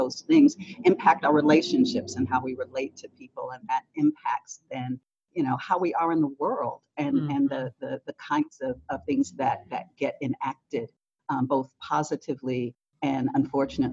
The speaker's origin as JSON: {"language": "English", "town": "Detroit", "region": "Michigan", "country": "United States", "tie": "born or raised there", "said": "I grew up in Detroit, Michigan, in a African-American neighborhood, sort of the center of Detroit"}